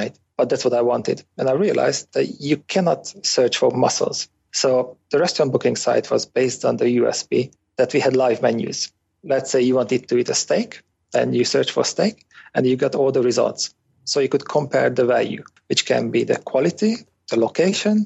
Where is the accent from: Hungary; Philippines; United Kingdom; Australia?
Hungary; I was born in Hungary in a small town. The population was around 15,000 people and had nothing to do with different nationalities